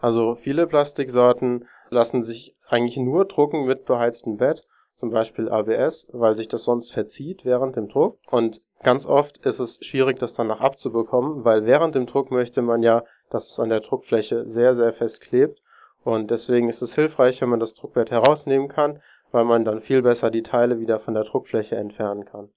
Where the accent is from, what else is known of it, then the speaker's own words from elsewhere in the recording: Darmstadt, Hesse, Germany; ich bin aus Darmstadt und studiere dort Informationssystemtechnik